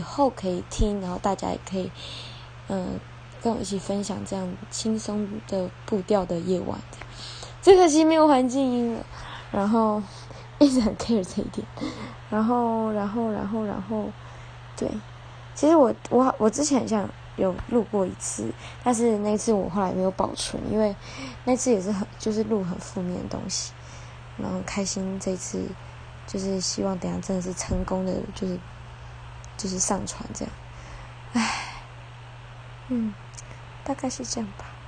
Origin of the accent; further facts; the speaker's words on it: Chaozhou, Pingtung County, Taiwan; 对我来说它是一个小镇，因为我在这里长大